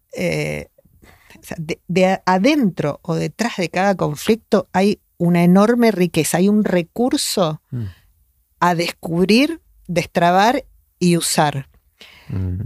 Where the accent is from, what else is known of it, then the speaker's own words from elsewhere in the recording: Argentina; acá en Argentina, estamos muy acostumbrados a que la gente haga terapia